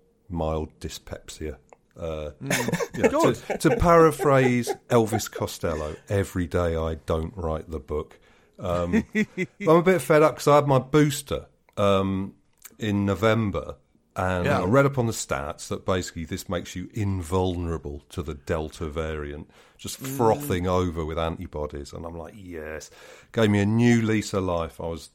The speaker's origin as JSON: {"language": "English", "region": "London", "country": "United Kingdom", "said": "And as a Londoner, you have to, you know, as a responsible Londoner, you have to take the lead"}